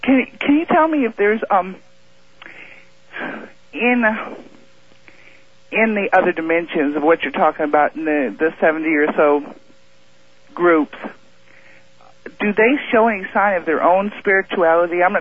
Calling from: Moscow Mills, Missouri, United States; from Moscow Mills.

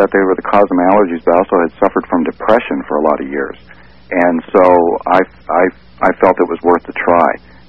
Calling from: Seattle, Washington, United States; I'm calling from Seattle.

